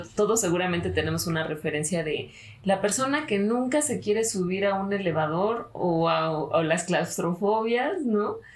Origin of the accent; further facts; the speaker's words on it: Mexico; aquí en mi país, en México